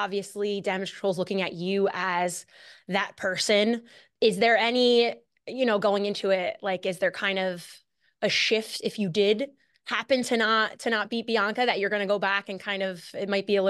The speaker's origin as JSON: {"language": "English", "region": "New Jersey", "country": "United States", "said": "No, it means exactly what you think. I'm from New Jersey."}